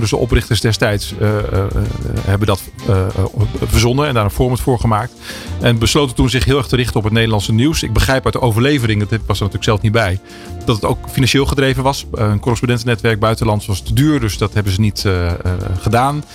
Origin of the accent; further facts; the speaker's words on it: Drenthe, Netherlands; moved away as an adult; Want ik kom uit Drenthe oorspronkelijk. Daar ben ik opgegroeid.